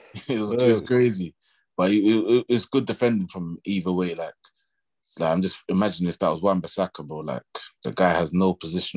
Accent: Kennington, London, United Kingdom; I'm from Kennington, you know?

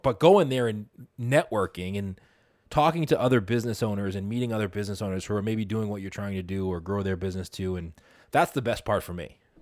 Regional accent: Boston, Massachusetts, United States; I'm from Boston, so we're based out of Boston

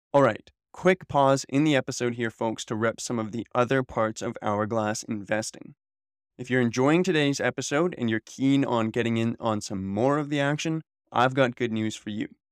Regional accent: Canada; I'm a Canadian, and I was born here in the Great White North

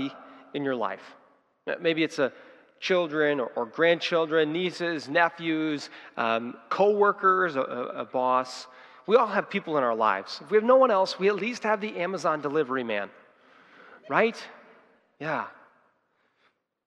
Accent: United States; we as Christians and as Americans

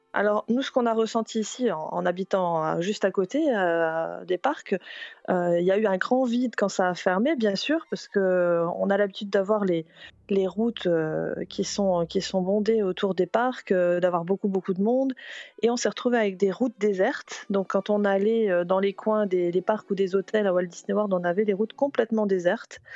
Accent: France; moved away as an adult; now in Celebration, United States; je suis française

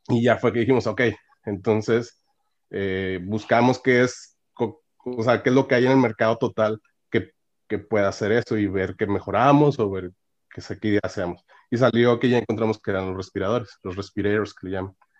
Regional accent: Monclova, Coahuila, Mexico; moved away as an adult; also born or lived in Oaxaca / Monterrey, Nuevo León; now in Canada; soy de Oaxaca, pero me crecí en el norte, en Monclova, Coahuila

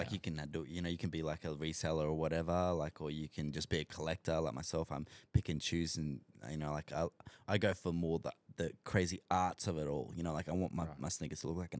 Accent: Australia; accent: Australian; I hope I said that right because my Australian accent always butchers stuff, bro.

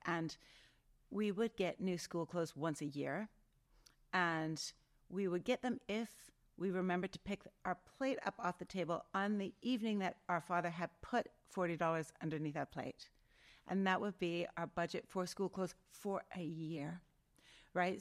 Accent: Outlook, Saskatchewan, Canada; moved away; I grew up in, I was born in Saskatchewan in a little town called Outlook.

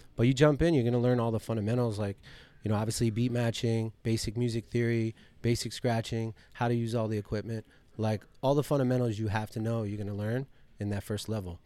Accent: Coral Springs, Florida, United States; also born or lived in Miami; I only really came to Miami 'cause I grew up in Coral Springs.

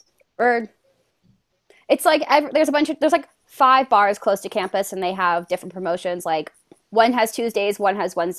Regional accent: Connecticut, United States; moved away as an adult; also born or lived in upstate New York; I'm from Connecticut and I go to school in upstate New York

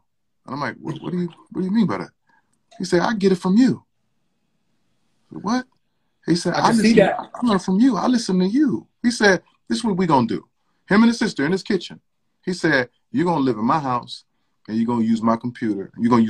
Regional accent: Milwaukee, Wisconsin, United States; growing up in Milwaukee as a kid

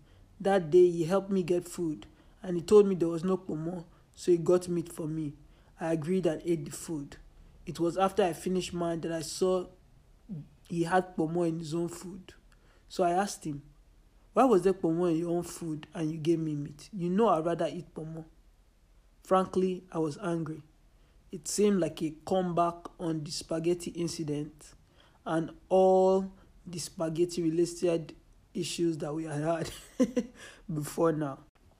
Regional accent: Nigeria; But I'm Nigerian, Yoruba, It is inconceivable to assume I can survive long without pepper or Nigerian food.

